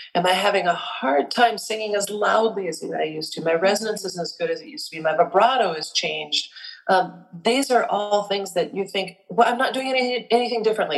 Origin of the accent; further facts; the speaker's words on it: South Dakota, United States; I was born and raised in South Dakota